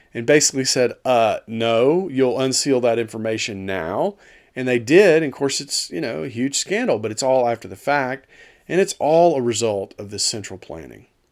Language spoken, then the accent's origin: English; Dallas, Texas, United States; moved away; I'm from Dallas originally